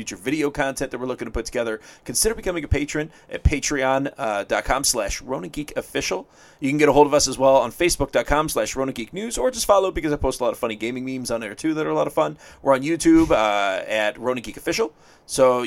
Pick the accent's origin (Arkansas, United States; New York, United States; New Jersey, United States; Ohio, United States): Ohio, United States; Toledo; my hometown, Toledo, Ohio